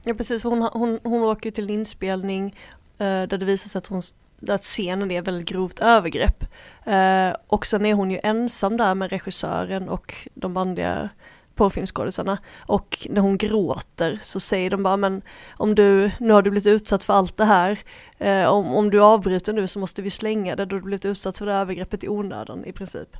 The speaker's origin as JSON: {"language": "Swedish", "country": "Sweden", "said": "jag är väldigt svensk"}